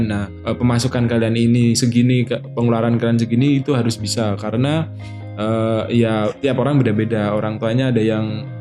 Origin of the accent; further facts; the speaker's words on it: Riau, Indonesia; now in Yogyakarta, Indonesia; Pernah aku aku dari Riau kan aku orang Riau